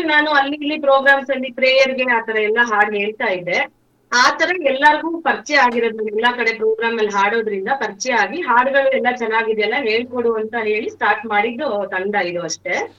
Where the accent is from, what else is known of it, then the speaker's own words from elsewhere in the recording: Chikkamagaluru, Karnataka, India; ನಮ್ಮ ಊರಲ್ಲೇನೆ ಚಿಕ್ಕಮಗಳೂರಲ್ಲೇನೆ